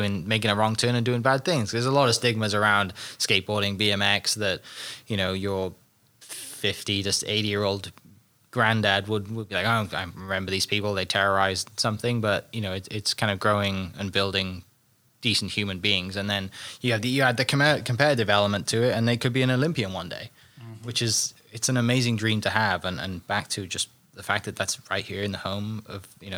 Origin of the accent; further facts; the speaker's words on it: Wales, United Kingdom; moved away; growing up in Wales where it rained all the time